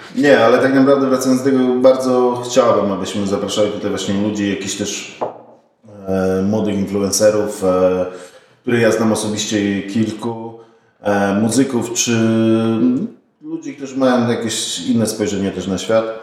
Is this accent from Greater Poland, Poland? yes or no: yes; Poznań, Greater Poland, Poland; pochodzę z Poznania.